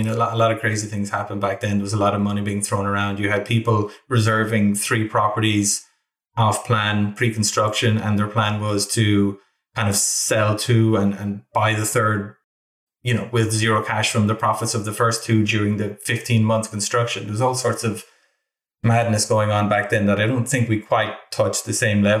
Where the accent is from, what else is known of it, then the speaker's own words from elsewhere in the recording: Castleconnell, Munster, Ireland; accent: Irish; moved away as an adult; I lived in a village in Limerick called Castle Connell